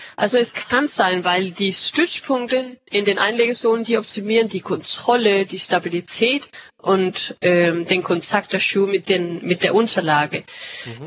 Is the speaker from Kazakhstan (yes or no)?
no; Denmark; German is a second language; ich bin Dänin und arbeite jetzt auch hier in, äh, ja, in unser Hauptsitz in Ikast in Dänemark